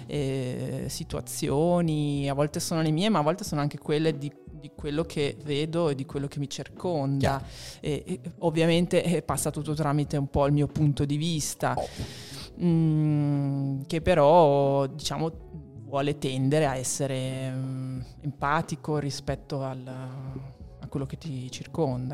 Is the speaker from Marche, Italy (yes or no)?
yes; Marche, Italy; now in Milan, Italy; io sono marchigiana